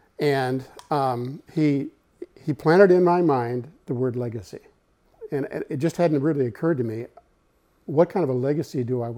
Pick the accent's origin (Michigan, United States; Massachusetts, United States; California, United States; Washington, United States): Michigan, United States; also born or lived in Seattle; now in Northern Kentucky, United States; We're actually from Michigan originally.